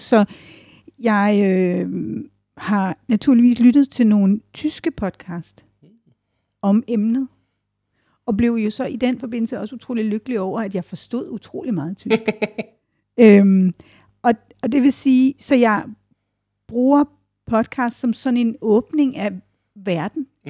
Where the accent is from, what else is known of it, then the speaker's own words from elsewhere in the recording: Odense, Southern Denmark, Denmark; den by, jeg er født